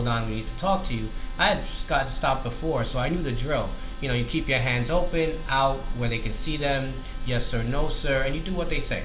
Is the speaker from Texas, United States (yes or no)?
no; New York City, New York, United States; when I was growing up in East New York, Brooklyn.